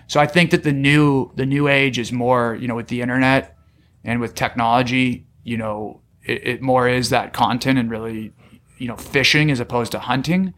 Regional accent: San Diego, California, United States; also born or lived in Arizona; I grew up in San Diego, went to La Jolla High School

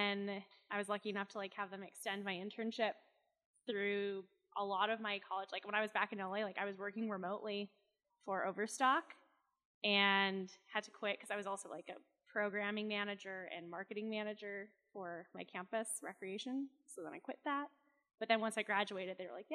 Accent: Utah, United States; also born or lived in Boston, Massachusetts / Los Angeles, California; basically grew up here. I moved here when I was like 10, because my whole family's here

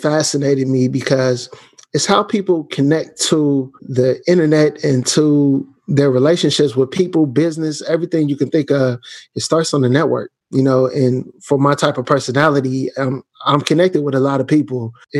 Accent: Canton, Ohio, United States; now in Kansas City, United States; I'm actually from Canton, Ohio, about 45 minutes away from Cleveland, 20 minutes from Akron, where LeBron James is from

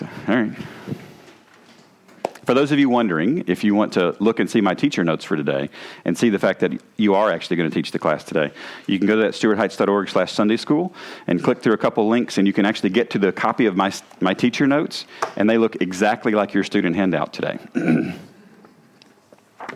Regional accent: the South, United States; accent: southern; my southern accent

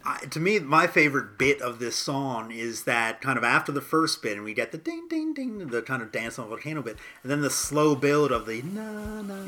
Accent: United States; as an American

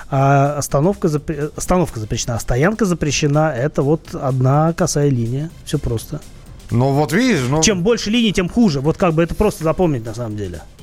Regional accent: Saint Petersburg, Russia; я в детстве, ну, я же из Питера, и в Питере этих набережных там очень много

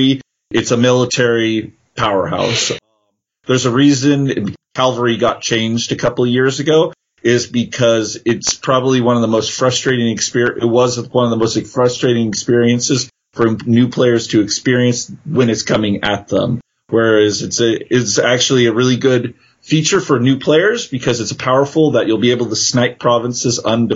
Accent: San Jose, California, United States; I'm from California, actually the Santa Clara region, San Jose.

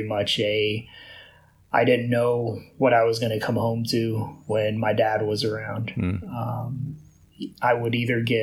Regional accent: Houston, Texas, United States; I'm born and raised in Houston, here in Houston

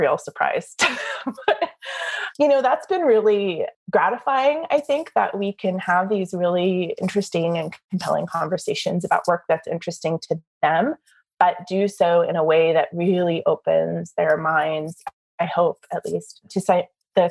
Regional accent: Southern California, United States; moved away as an adult; also born or lived in Chicago; now in Oklahoma, United States; growing up in Southern California

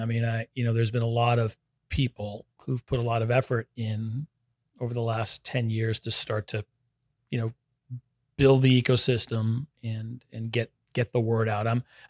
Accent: Northeast, United States; now in Orlando, United States; maybe it's because I come from the Northeast, which has a little more of that history

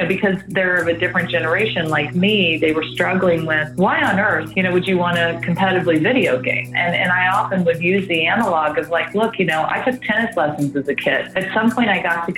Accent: Midwest, United States; moved away; also born or lived in London; I grew up in the Midwest of the state

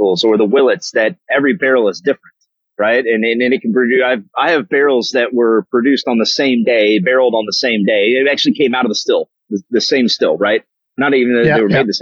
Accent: Kentucky, United States; now in Nashville, United States; I'm originally from Kentucky, and just have a long history of bourbons in the family

